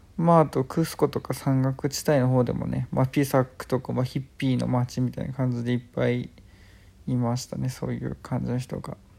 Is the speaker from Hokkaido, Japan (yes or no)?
no; Chiba, Japan; 自分は千葉県生まれ千葉県育ち結構東京に近いとこで